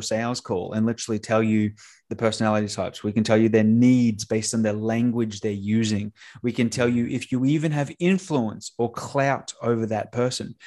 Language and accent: English; Australia; now in Tampa, United States; I'm an Australian that now lives in, uh, t, uh, Tampa, Florida.